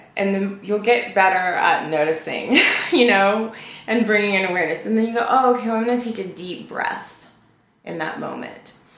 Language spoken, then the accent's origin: English; Louisiana, United States; moved away as an adult; also born or lived in California; I was from Louisiana